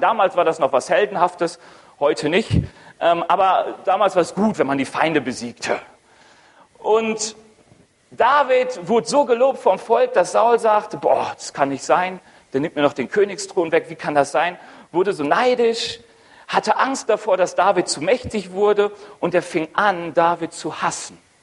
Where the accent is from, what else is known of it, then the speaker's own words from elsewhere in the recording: Ruhr area, North Rhine-Westphalia, Germany; moved away as an adult; now in Roth, Germany; Komme eigentlich aus dem Ruhrgebiet